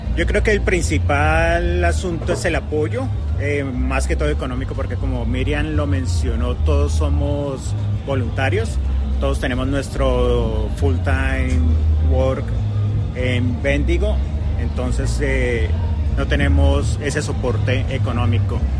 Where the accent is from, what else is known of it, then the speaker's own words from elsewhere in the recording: Colombia; now in Australia; yo soy colombiano